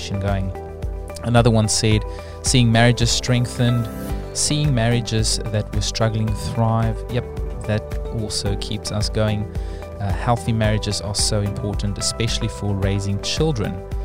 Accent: South Africa; now in New Zealand; as a South African

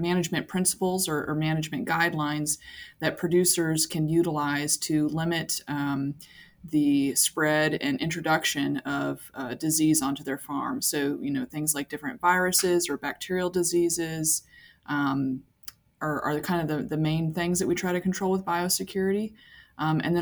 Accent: Iowa, United States; moved away as an adult; also born or lived in Georgia, United States; now in Saskatoon, Canada; I am originally from the States. I came from Iowa

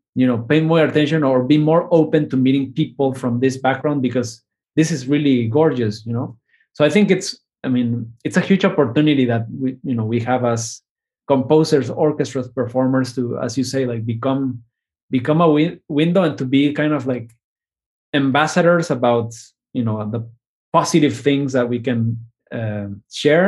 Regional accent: Mexico; now in United States; my new identity, I think, as Mexican American

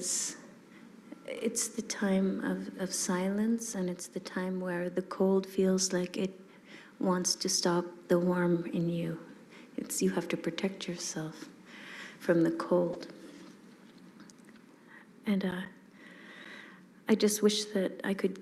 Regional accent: Nunavut, Canada; grew up in Nunavut, which is this vast land of 90 million square kilometers with less than 50,000 people scattered across it

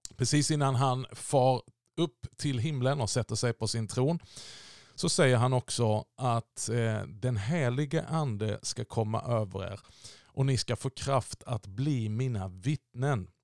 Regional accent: Sweden; vi i Sverige

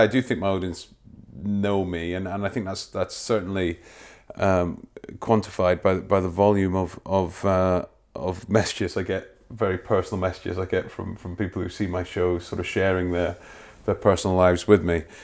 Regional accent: Wormit, Scotland, United Kingdom; Grew up in a, on the outskirts of, uh, Dundee, just over the water. No one's ever heard of it. It's a place called, uh, a place called Wormit

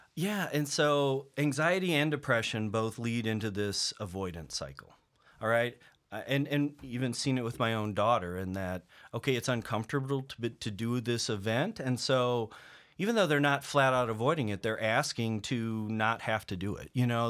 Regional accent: Table Rock Lake, Missouri, United States; moved away; I grew up on Table Rock Lake

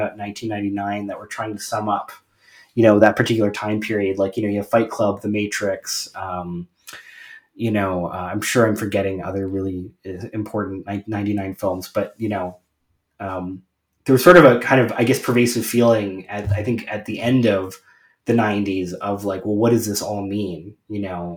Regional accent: Canada; I'm Canadian.

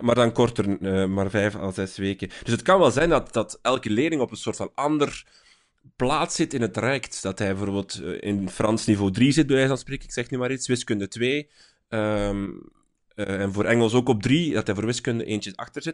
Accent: Flanders, Belgium; bij ons in Vlaanderen

